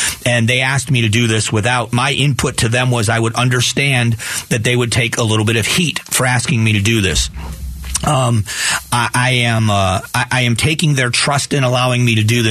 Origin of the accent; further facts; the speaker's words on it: Arizona, United States; I am an Arizonan